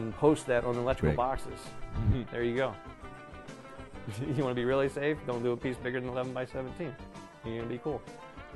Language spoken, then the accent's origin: English; Destin, Florida, United States; moved away as an adult; now in Los Angeles, United States; I'm from Destin, Florida, but I live in LA now for about 13 years